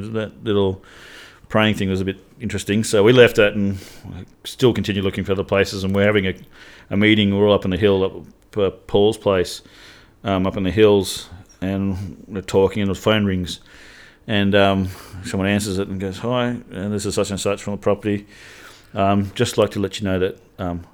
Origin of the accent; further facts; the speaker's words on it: Pilbara, Western Australia, Australia; I grew up north in the Pilbara.